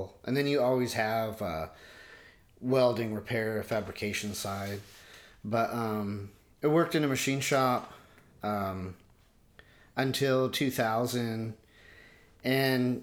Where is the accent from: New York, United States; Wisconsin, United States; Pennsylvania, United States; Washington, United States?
Washington, United States; Port Angeles; now in Seattle area, United States; I grew up in Port Angeles and in Washington State